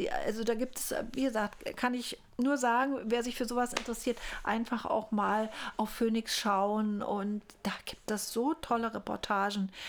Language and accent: German; East Germany, Germany; ich bin ja in der DDR groß geworden